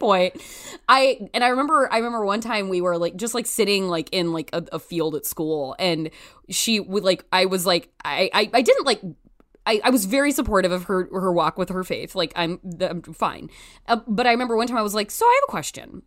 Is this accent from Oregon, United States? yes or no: yes; Canby, Oregon, United States; I'm from Canby, Oregon, which is about twenty miles south of Portland.